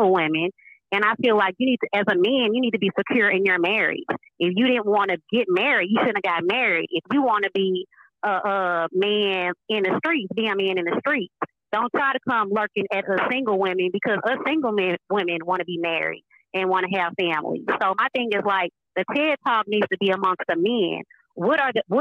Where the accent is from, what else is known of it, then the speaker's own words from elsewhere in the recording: Beaumont, Texas, United States; I am from Beaumont